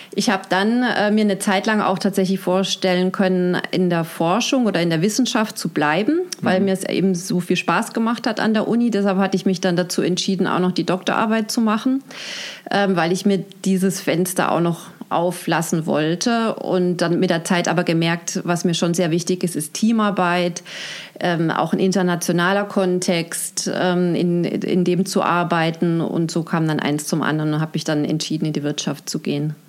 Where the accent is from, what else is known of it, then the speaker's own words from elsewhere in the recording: Heilbronn, Baden-Württemberg, Germany; moved away; also born or lived in Basel, Switzerland / Mannheim; Also ich bin in der Schweiz geboren, in Basel mhm. und im Kindergartenalter dann nach Heilbronn gezogen mit meinen Eltern. Das heißt, ich habe die Schulzeit in Heilbronn gebracht, äh, verbracht.